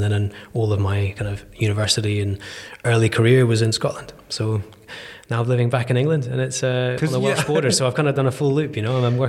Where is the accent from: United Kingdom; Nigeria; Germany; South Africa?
Nigeria; born there; My parents were oil and gas. They were expats. They were living in Nigeria when I came around.